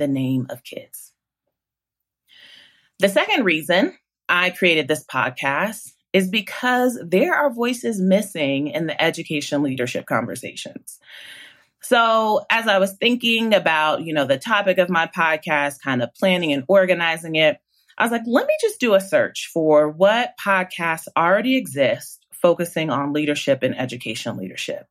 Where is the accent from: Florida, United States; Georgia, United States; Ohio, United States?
Ohio, United States; Columbus; moved away as an adult; also born or lived in Nashville, Tennessee / Charlotte, North Carolina; a couple years after I was born, they moved to Columbus, Ohio, which is where I was raised.